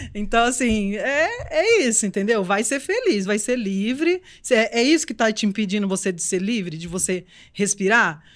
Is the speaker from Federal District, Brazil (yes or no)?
no; Recife, Pernambuco, Brazil; moved away; eu sou de Recife.